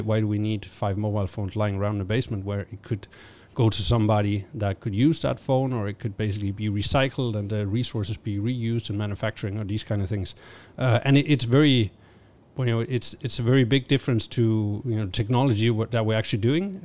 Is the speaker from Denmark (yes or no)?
yes; Denmark; I'm originally from Denmark.